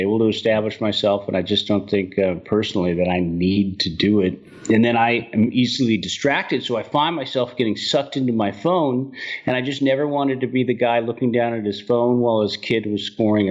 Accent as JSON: {"language": "English", "town": "San Francisco", "region": "California", "country": "United States", "tie": "born or raised there", "said": "born and raised in San Francisco"}